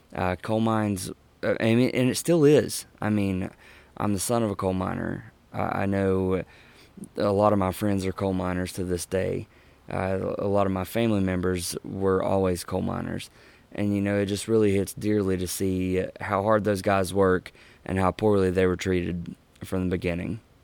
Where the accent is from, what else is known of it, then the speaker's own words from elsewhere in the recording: Huntington, West Virginia, United States; in my hometown of Huntington, Barbersville